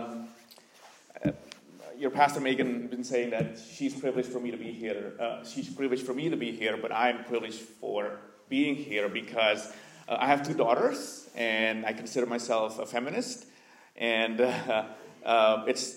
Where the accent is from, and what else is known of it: Indonesia; born or raised there; moved away as an adult; also born or lived in Vancouver, Canada